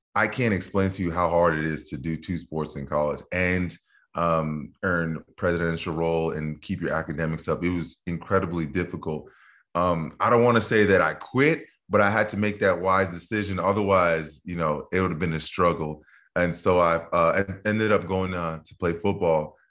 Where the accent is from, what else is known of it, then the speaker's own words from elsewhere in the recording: New Jersey, United States; also born or lived in Dallas, Texas; Grew up my early years in New Jersey